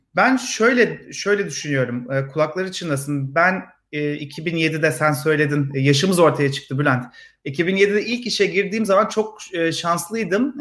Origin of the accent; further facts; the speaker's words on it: Ankara, Turkey; moved away as an adult; also born or lived in Istanbul; now in Israel; Vites küçülttüm Ankara'ya. Memleketime döndüm. Ankaralıyım ben.